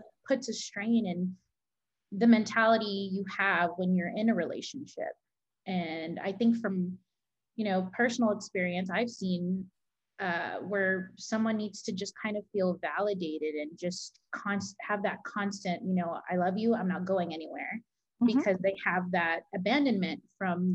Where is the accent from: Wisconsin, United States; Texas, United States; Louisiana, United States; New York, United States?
Texas, United States; San Antonio; I am from San Antonio